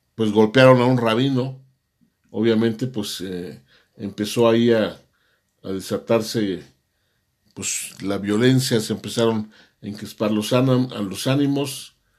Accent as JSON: {"language": "Spanish", "country": "Mexico", "said": "nosotros como mexicanos"}